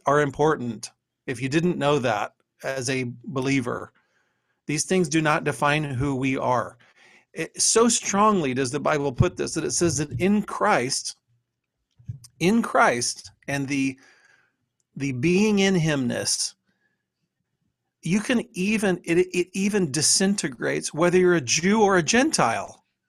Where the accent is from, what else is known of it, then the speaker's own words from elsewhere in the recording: Texas, United States; now in Ohio, United States; if you looked on my birth certificate, it would say I'm from Texas